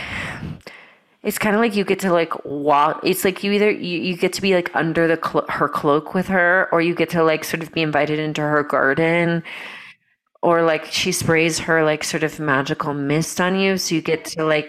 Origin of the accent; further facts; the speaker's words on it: Brazil; moved away; also born or lived in Georgia, United States / Europe; when I grew up in Brazil